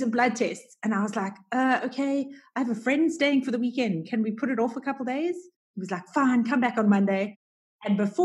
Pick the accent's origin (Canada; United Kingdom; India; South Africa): South Africa; Durban, KwaZulu-Natal; also born or lived in United States; now in Cape Town, South Africa; I grew up in Durban on the East Coast, where it's just hot all year round